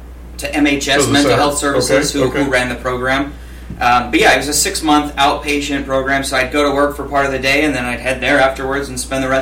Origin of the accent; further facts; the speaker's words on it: Escondido, California, United States; also born or lived in Poway, California; I'm from Escondido. I'm fifth generation. Family moved here in late 1800s.